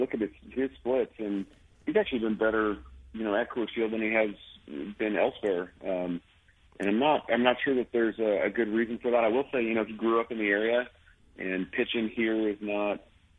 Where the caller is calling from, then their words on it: Denver, Colorado, United States; From Denver. I'm actually home.